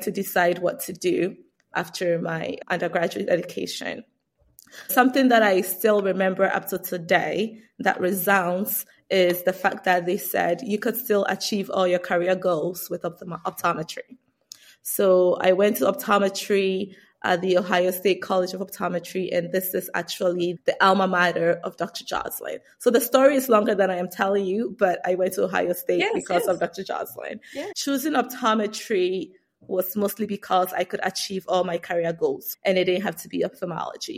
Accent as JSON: {"language": "English", "country": "Ghana", "tie": "born or raised there", "moved": "as an adult", "lives_now": "United States", "said": "I grew up in Ghana, West Africa, and I immigrated to the United States for college. So right after high school, I moved to the United States."}